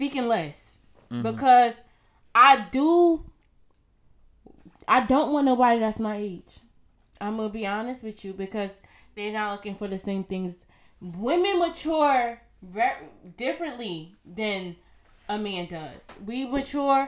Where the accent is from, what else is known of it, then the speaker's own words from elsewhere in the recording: Irvington, New Jersey, United States; I grew up in Irvington